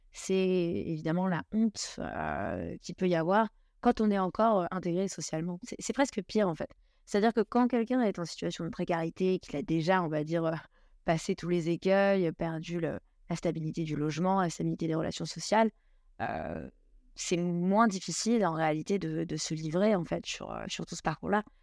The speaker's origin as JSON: {"language": "French", "town": "Ibiza", "region": "Balearic Islands", "country": "Spain", "tie": "born or raised there", "also_born_or_lived": "Istanbul / Tel Aviv / Bangkok / Brazil", "lives_now": "Paris, France", "said": "j'ai été élevée euh, à Ibiza, en Espagne. Ensuite, j'ai habité deux ans à Istanbul, deux ans à Tel Aviv, deux ans, pratiquement deux ans à Bangkok, deux ans au Brésil, deux ans en Australie, avant de revenir à Paris."}